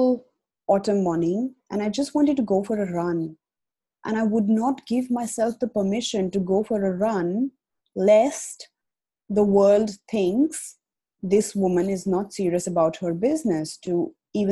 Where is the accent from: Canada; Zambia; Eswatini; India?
India; moved away as an adult; now in Australia; I have been, you know, born and brought up in India, and I moved to Australia 5 years ago